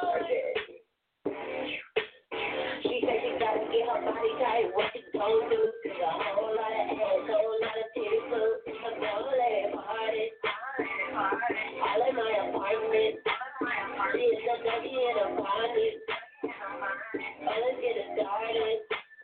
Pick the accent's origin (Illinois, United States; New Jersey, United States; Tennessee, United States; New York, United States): Tennessee, United States; now in Las Vegas, United States; I'm from Tennessee, but I currently live in Las Vegas.